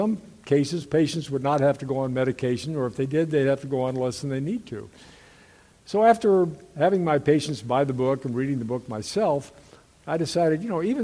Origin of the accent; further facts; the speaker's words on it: Kansas City, Missouri, United States; also born or lived in Columbia, Missouri; I'm originally from Kansas City